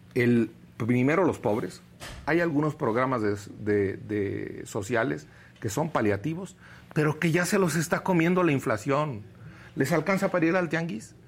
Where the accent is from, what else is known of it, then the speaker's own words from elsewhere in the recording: Quiroga, Michoacán, Mexico; yo soy de Quiroga, Michoacán